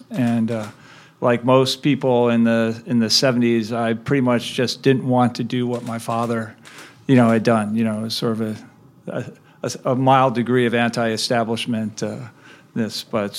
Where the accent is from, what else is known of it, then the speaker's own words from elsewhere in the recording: Chicago, Illinois, United States; also born or lived in Cleveland, Ohio; I was born in Cleveland, Ohio, and I grew up in the Midwest. I, you know, spent most of my growing up years in the Chicago area.